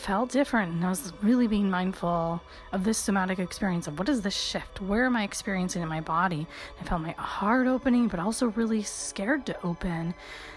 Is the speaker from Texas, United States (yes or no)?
no; Michigan, United States; this very Eastern European girl growing up in Michigan